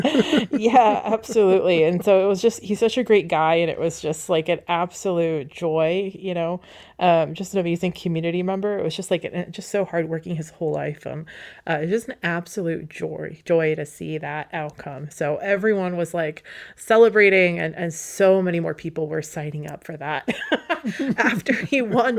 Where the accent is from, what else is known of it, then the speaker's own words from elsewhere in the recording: Wasilla, Alaska, United States; I grew up like in Wasilla